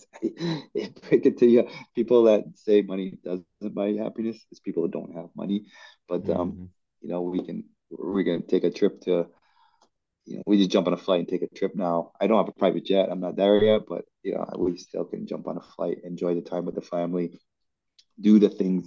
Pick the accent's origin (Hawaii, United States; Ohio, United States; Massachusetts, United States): Hawaii, United States; I come from Hawaii